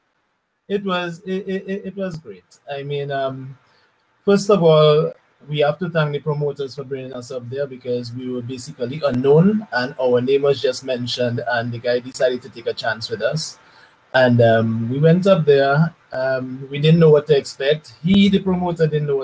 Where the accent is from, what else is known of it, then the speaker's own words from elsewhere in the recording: Roseau, Dominica; I'm a Dominican. I was born and raised in Roseau